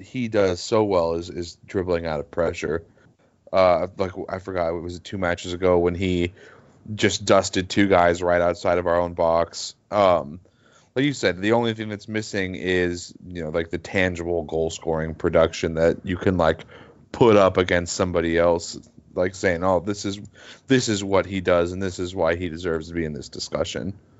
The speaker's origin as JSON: {"language": "English", "country": "United States", "said": "just as an American."}